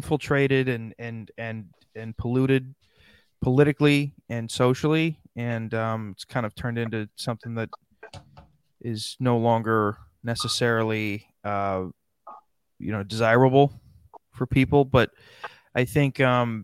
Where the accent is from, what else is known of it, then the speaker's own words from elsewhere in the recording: South Dakota, United States; now in Montclair, United States; I live in Jersey. I'm from South Dakota.